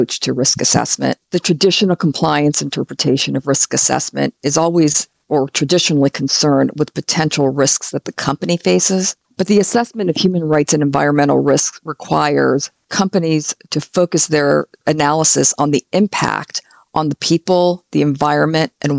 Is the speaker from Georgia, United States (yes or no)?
no; California, United States; my home state of California